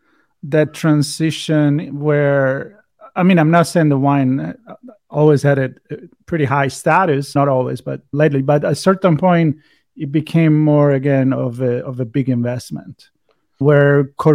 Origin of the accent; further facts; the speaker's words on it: Tuscany, Italy; I'm from Tuscany, so we kind of touched on this last time.